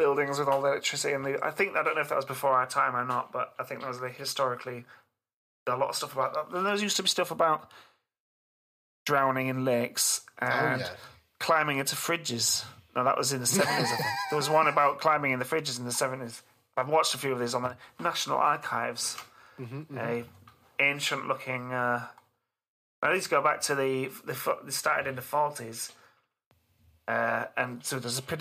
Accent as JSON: {"language": "English", "town": "Hull", "region": "Yorkshire and the Humber", "country": "United Kingdom", "tie": "born or raised there", "said": "I grew up in Hull, which is was for a while, quite a while, the car crime capital of the country, of the nation."}